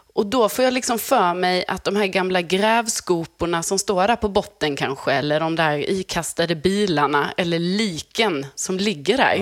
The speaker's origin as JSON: {"language": "Swedish", "town": "Lund", "region": "Skåne", "country": "Sweden", "tie": "born or raised there", "said": "jag är uppvuxen i Lund"}